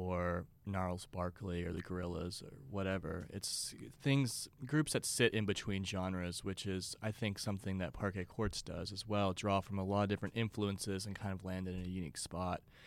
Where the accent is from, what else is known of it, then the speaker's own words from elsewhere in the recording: Beaumont, Texas, United States; it's called Beaumont, Texas